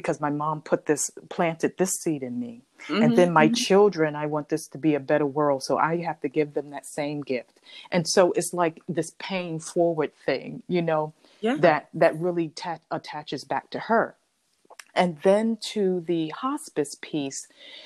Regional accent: New York City, New York, United States; growing up and living in Harlem

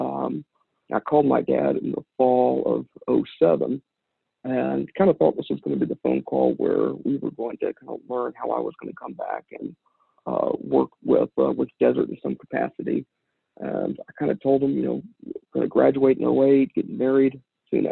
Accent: Midland, Texas, United States; I grew up here in Midland, Texas

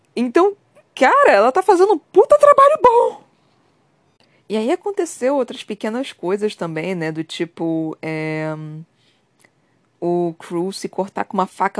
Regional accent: Brazil; Eu também sou do Brasil

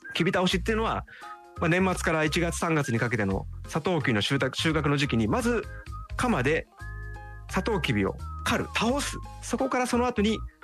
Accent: Tokyo, Japan; 僕はね東京出身で

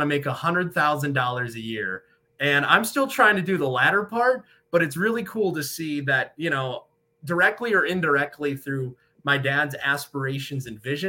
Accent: Flint, Michigan, United States; moved away as an adult; also born or lived in Metro Detroit, Michigan; now in Erie, United States; born and raised in Michigan, born in Metro Detroit, raised in Flint

